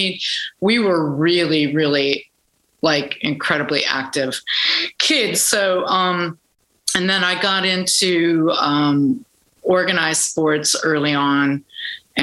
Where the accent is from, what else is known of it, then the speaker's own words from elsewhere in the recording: Minneapolis, Minnesota, United States; I grew up in Minneapolis.